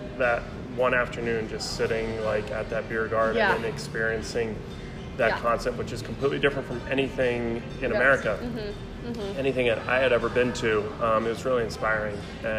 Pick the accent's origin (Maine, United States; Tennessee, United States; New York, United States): Maine, United States; Camden; also born or lived in Philadelphia; Camden, Maine.